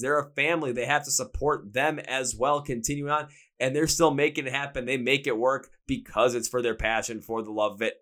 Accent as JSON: {"language": "English", "town": "Milwaukee", "region": "Wisconsin", "country": "United States", "said": "I'm from Milwaukee"}